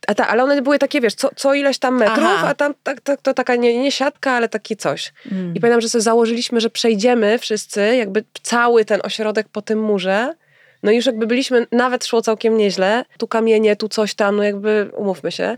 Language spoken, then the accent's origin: Polish; Warsaw, Masovian Voivodeship, Poland; ja się wychowałam w Wilanowie